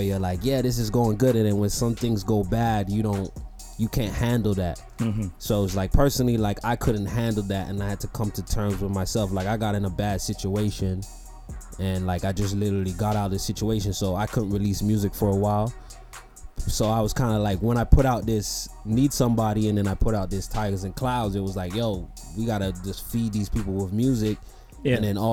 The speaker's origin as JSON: {"language": "English", "town": "Toronto", "region": "Ontario", "country": "Canada", "said": "I'm from Toronto"}